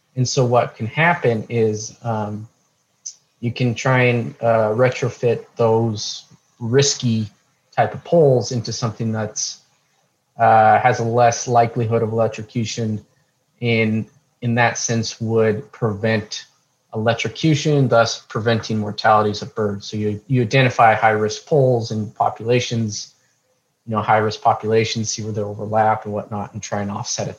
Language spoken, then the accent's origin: English; Montana, United States; moved away as an adult; now in New Mexico, United States; I grew up in Montana, so northwest United States